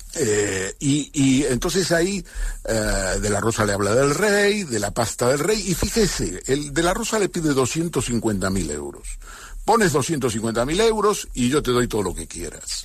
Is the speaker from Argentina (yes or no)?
no; Catalonia, Spain; yo soy catalán también